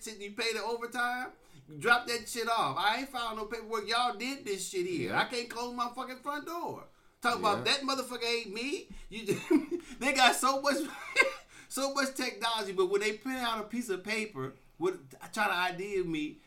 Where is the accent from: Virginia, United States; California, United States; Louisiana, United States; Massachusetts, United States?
California, United States; Oakland; I'm from Oakland